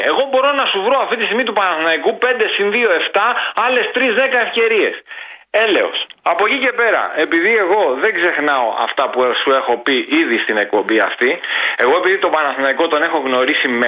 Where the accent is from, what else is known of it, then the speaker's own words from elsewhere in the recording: Greece; έτσι τώρα σαν Έλληνας επειδή ο Τζαβέλας παίζει στην Εθνική Ελλάδος θέλω να στυλιτεύσω τη συμπεριφορά του